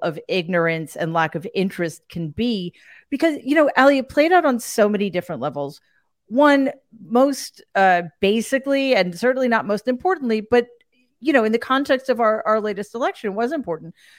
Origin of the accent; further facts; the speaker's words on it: United States; as an American